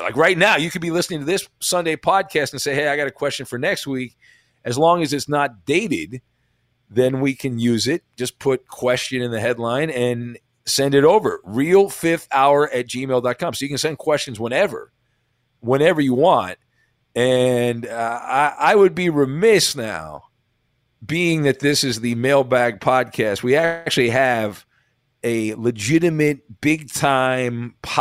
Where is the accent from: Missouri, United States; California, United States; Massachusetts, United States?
California, United States; Santa Ana; I grew up in Orange County in Santa Ana